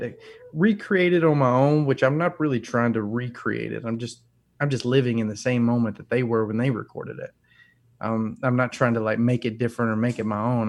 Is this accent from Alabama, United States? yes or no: yes; North Alabama, United States; I grew up in North Alabama